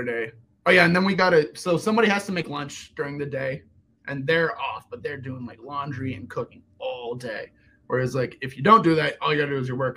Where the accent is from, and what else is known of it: Peachtree City, Georgia, United States; born or raised there; also born or lived in Germany / Atlanta, Georgia